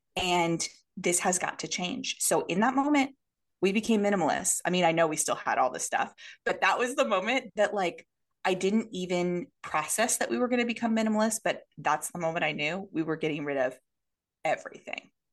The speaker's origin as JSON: {"language": "English", "region": "Oregon", "country": "United States", "moved": "as an adult", "lives_now": "Tokyo, Japan", "said": "we are originally from Oregon"}